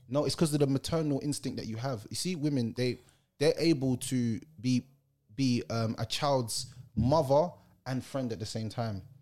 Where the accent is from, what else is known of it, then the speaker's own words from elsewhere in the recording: Jamaica; I'm a Jamaican